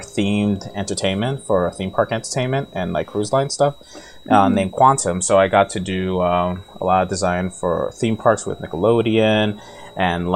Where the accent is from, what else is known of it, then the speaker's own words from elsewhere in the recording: New York, United States; I'm from New York